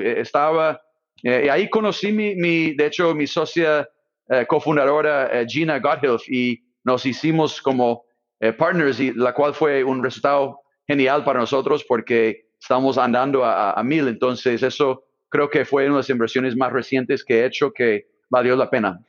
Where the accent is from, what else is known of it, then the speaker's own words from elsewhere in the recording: Silicon Valley, California, United States; Spanish is a second language; moved away as an adult; also born or lived in Brazil / Latin America; soy del Valle Silicio